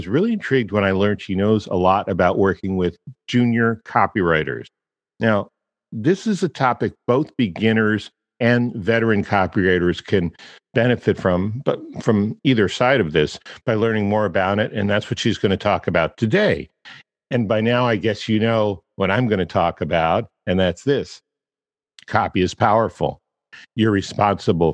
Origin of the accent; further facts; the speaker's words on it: Washington, District of Columbia, United States; moved away; Washington, D.C., I was born there